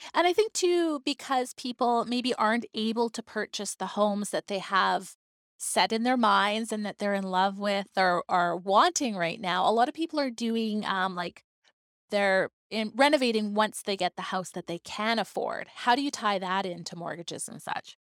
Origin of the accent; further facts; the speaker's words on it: Vancouver Island, British Columbia, Canada; now in Victoria, Canada; I am not originally from Victoria. I mean, I grew up on Vancouver Island